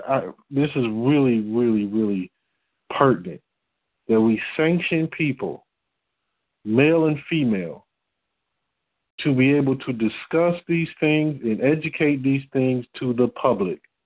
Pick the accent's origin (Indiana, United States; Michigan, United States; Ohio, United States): Michigan, United States; Detroit; moved away as an adult; now in Texas, United States; I'm from Detroit